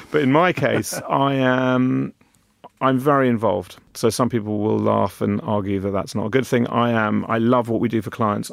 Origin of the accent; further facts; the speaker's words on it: London, United Kingdom; I was very lucky being born and brought up in London